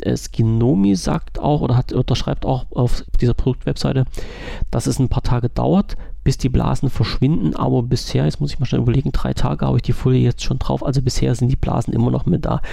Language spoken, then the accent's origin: German; Germany; als deutscher Bürger